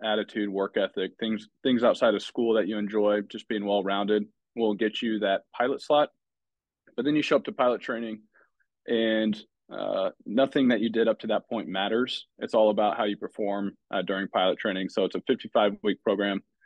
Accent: Davenport, Iowa, United States; I grew up in Davenport, Iowa.

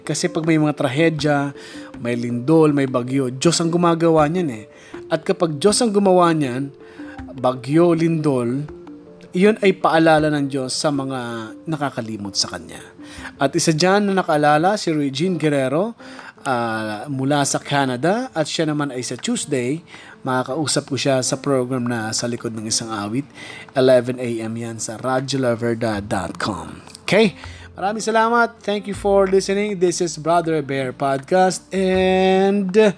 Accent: Bicol Region, Philippines; now in Metro Manila, Philippines; taga Bicol ako

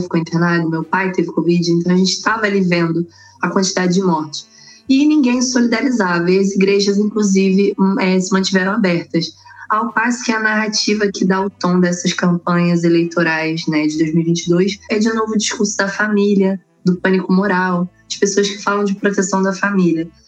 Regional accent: Duque de Caxias, Rio de Janeiro, Brazil; eu sou do Rio de Janeiro

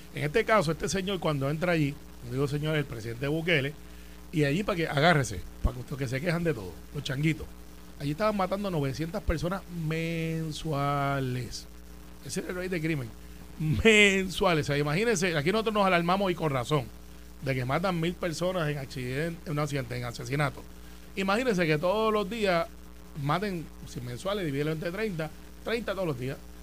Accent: Puerto Rico; somos boricuas bestiales y orgullosos

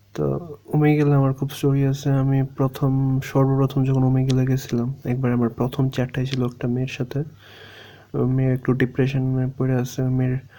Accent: Bangladesh; আমি বলছি বাংলাদেশি

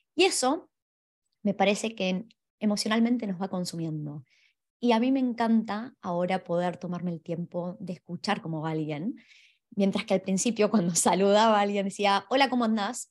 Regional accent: Argentina; now in Australia; aquellos que venimos de Argentina

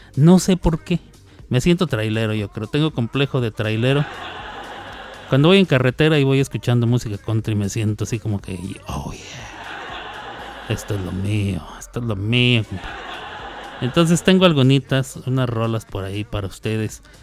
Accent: northern Mexico, Mexico; como buen norteño, tortilla de harina

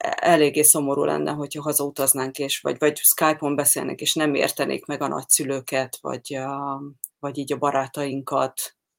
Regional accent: Hungary; moved away as an adult; én Magyarországon nőttem fel

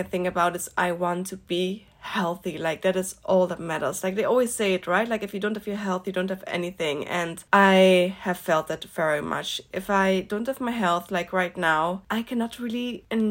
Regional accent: Netherlands; also born or lived in north of the Netherlands; where I grew up in the Netherlands

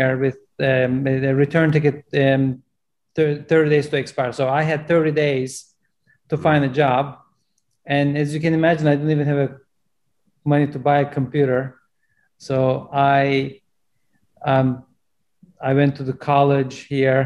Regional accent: Turkey; English is a second language; moved away as an adult; now in United States; I'm originally from Turkey, and even though I grew up in a farm selling watermelons

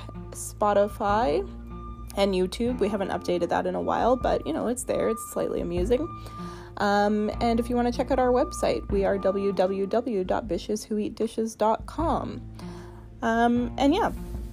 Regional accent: Victoria, British Columbia, Canada; I was born here in Victoria or I've spent a lot of time here now

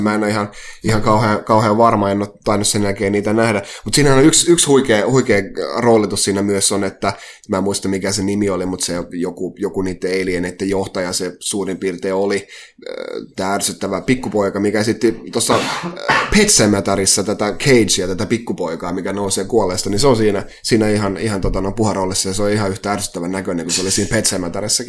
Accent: Halikko, Southwest Finland, Finland

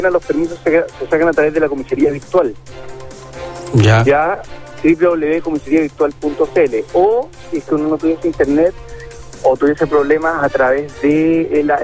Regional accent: Chile; Y eso tenemos que luchar como chilenos para que todos tengamos las mismas oportunidades.

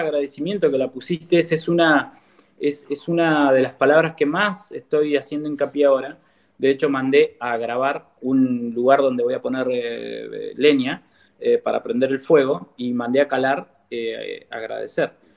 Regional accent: Comodoro Rivadavia, Chubut, Argentina; also born or lived in El Bolsón, Río Negro; nacido en el Bolsón y viví en el Bolsón hasta mis ocho años. Eh, luego me vine para, Comodoro

